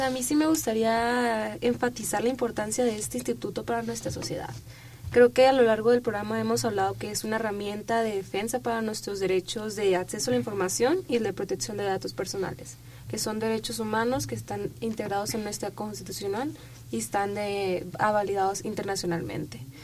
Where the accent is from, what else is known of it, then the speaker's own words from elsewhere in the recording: Sinaloa, Mexico; moved away; representando mi tierra, que quiero tanto y que te extraño demasiado